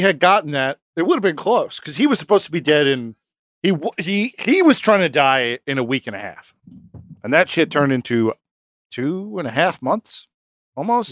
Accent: New York, United States; we're from New York

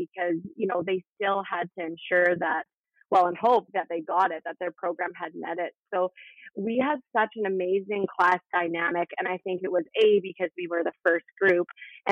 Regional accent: Prince George, British Columbia, Canada; moved away as an adult; I made the jump back home. I'm from Prince George, so it was nice to be able to come back here

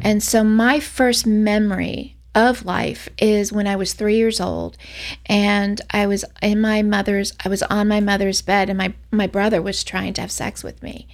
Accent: Orlando, Florida, United States; I'm from Orlando, Florida

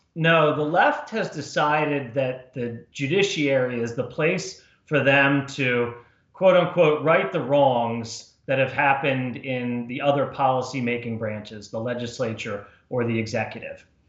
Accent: New Jersey, United States; moved away as an adult; also born or lived in Washington, D.C.; I was born and raised in New Jersey, uh, went to school in New Jersey

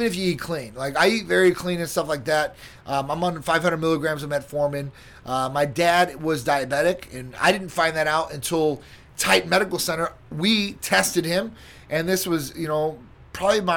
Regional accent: Chicago, Illinois, United States; now in Florida, United States; And that's my hometown

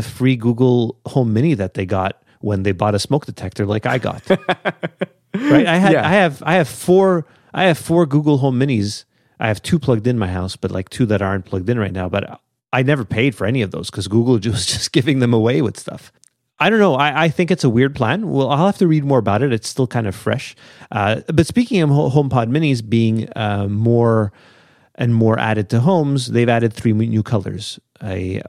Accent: Australia; I'm the guy from Australia, yeah.

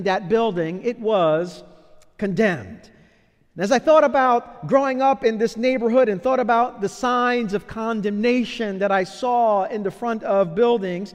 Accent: New York City, New York, United States; As a child growing up in Brooklyn in the 1980s

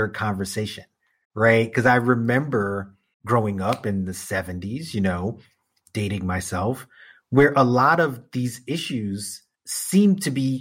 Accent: New York City, New York, United States; my entire lifetime as a New Yorker

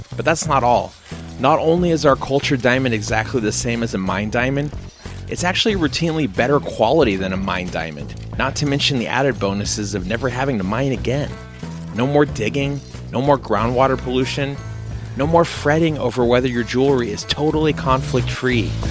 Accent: United States; Growing up in the States as I did

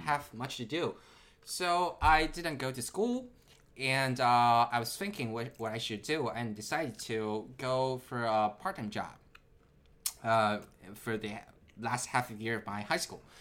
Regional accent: Nanjing, Jiangsu, China; moved away as an adult; also born or lived in Shanghai, China / Japan / Tokyo, Japan; now in California, United States; I was born in Shanghai, but I was raised in Nanjing. So uh, I, I stayed most of my time in Nanjing.

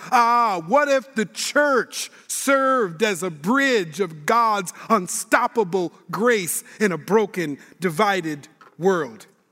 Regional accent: Minneapolis, Minnesota, United States; now in Sacramento, United States; I live in Sacramento, California, where I serve as a pastor, but I'm born and raised in Minneapolis, Minnesota

